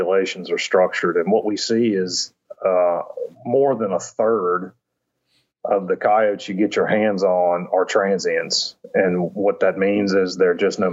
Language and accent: English; Virginia, United States; moved away as an adult; also born or lived in Mississippi / Louisiana / Georgia; I grew up in Virginia, suburban kid